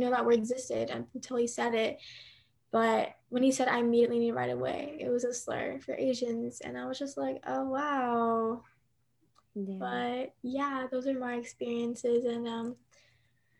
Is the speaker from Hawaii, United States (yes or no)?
no; Nashville, Tennessee, United States; also born or lived in Seoul, South Korea; I was born in Seoul, and then I moved to Nashville when I was 2, and then I've just been here ever since